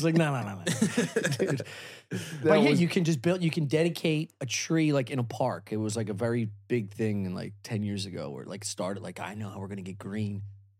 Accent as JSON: {"language": "English", "area": "Delaware County", "region": "Pennsylvania", "country": "United States", "tie": "born or raised there", "said": "There is a Kent Park in Delco that I grew up in."}